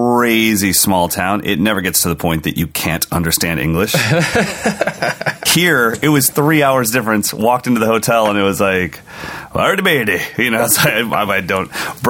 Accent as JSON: {"language": "English", "region": "California", "country": "United States", "said": "as an American, especially a Californian"}